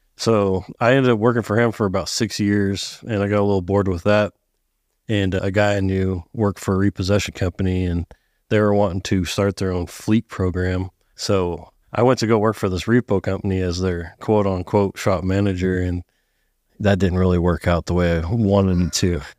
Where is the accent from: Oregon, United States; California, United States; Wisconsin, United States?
California, United States; Sacramento; moved away as an adult; now in Texas, United States; I grew up in Northern California. Outskirts of Sacramento area.